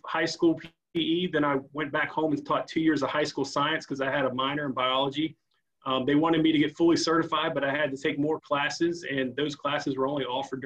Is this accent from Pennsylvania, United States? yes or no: no; Front Royal, Virginia, United States; also born or lived in Manassas, Virginia; I grew up in Front Royal, Virginia